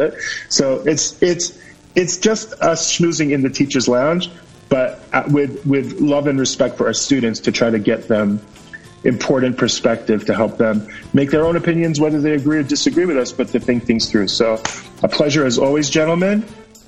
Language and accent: English; United States; moved away as an adult; now in Israel; I'm an ole from America. I'm very used to American politicians